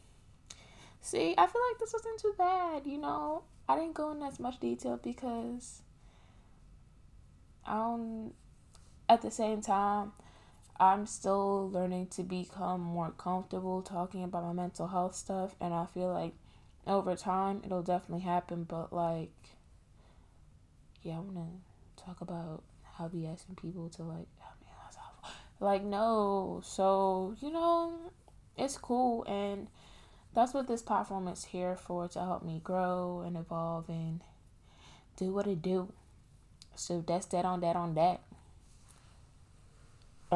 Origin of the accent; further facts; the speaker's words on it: New York, United States; I'm from New York